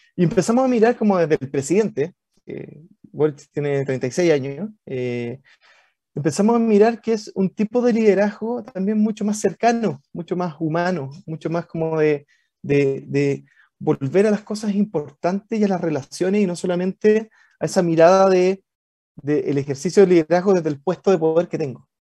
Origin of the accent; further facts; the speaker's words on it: Valparaíso, Chile; Yo, soy porteño, eh, de Valpo, guanderino.